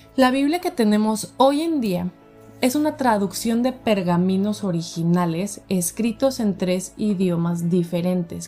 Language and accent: Spanish; Guadalajara, Jalisco, Mexico; soy de Guadalajara